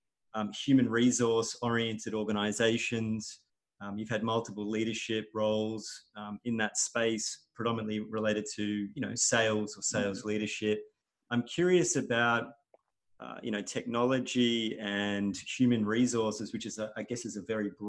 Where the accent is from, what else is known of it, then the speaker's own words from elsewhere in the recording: Melbourne, Victoria, Australia; I grew up in Melbourne